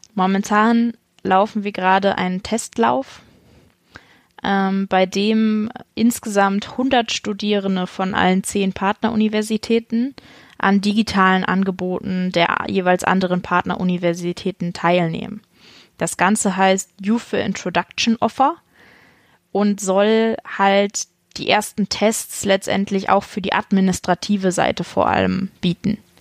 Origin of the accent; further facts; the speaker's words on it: Buxtehude, Lower Saxony, Germany; Ich bin äh, in Niedersachsen zur Schule gegangen, auf die Halle-Pagen-Schule in Buxtehude